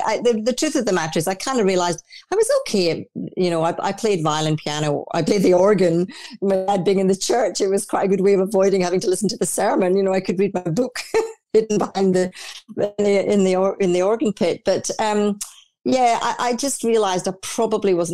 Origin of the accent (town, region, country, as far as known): Orkney Islands, Scotland, United Kingdom; born or raised there; also born or lived in Dundee, Scotland; now in Australia